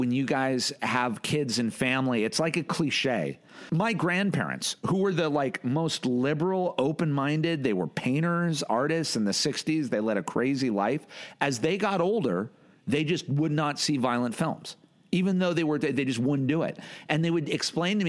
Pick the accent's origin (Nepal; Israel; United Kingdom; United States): United States; I'm American